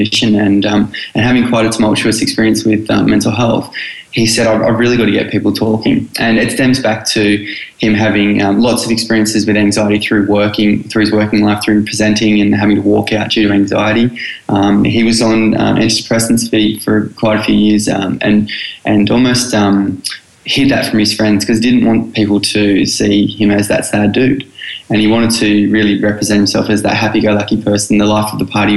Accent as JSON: {"language": "English", "town": "Newcastle", "region": "New South Wales", "country": "Australia", "tie": "born or raised there", "said": "I grew up in Newcastle"}